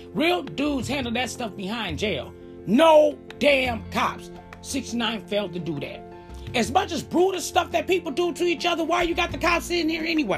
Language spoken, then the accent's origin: English; Chicago, Illinois, United States; I grew up in Chicago